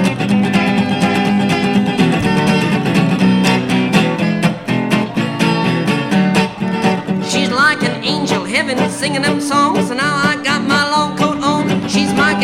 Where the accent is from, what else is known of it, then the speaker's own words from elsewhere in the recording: United States; I come from the United States